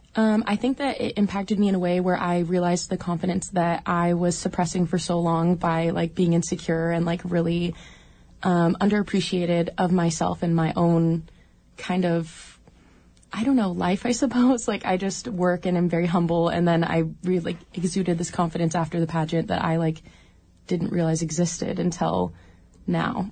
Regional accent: Juneau, Alaska, United States; I was born and raised in Juneau and haven't left ever.

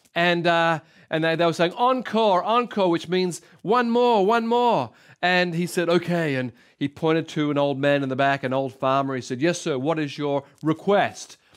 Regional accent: Sydney, New South Wales, Australia; I was born in Sy, uh, brought up in Sydney

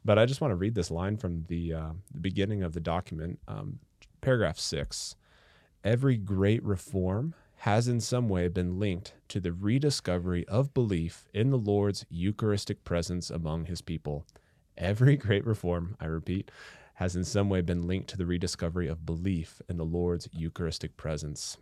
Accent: Atchison, Kansas, United States; I was born and raised in Atchison, Kansas

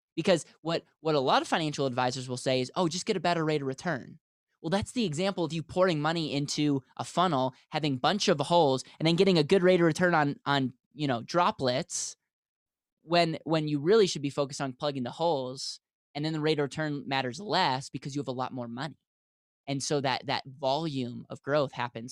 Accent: Wisconsin, United States; now in Denver, United States; I'm from the States, I grew up in Wisconsin, and now live in Denver, Colorado

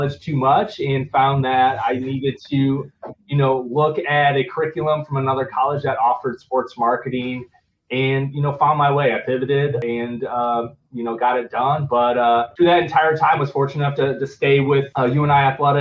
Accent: Forest City, Iowa, United States; I'm born and raised from Iowa. Grew up in a small town

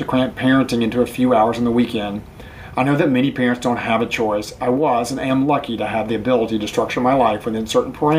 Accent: North Carolina, United States; moved away as an adult; also born or lived in Washington, D.C.; I returned to my home state of North Carolina

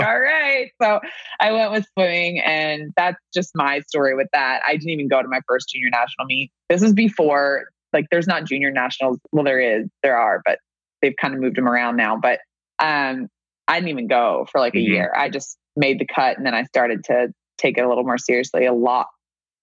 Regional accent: Kentucky, United States; we grew up in Kentucky, but our family's from all over the United States.

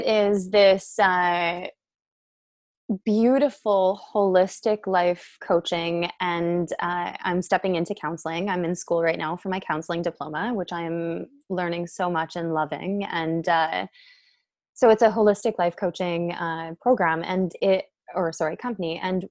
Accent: Calgary, Alberta, Canada; originally I am born and raised in Calgary

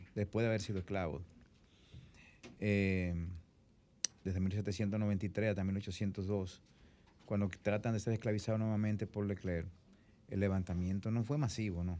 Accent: the south, Dominican Republic; nosotros que somos

